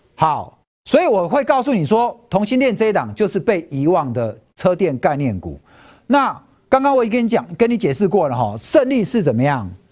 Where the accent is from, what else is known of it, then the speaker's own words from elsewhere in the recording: Taipei, Taiwan; moved away as an adult; now in Hsinchu, Taiwan; …是在夜市长大的，我小时候住合江街